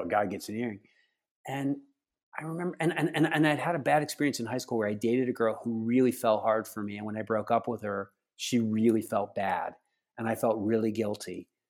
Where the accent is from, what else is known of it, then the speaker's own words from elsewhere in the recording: outside of Philadelphia, Pennsylvania, United States; I grew up outside of Philadelphia on the campus of Eastern Baptist College